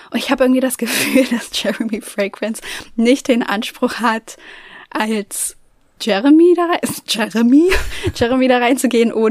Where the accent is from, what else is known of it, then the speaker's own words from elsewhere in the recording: Germany; Ich komme aus Deutschland, ich kann kein Englisch sprechen.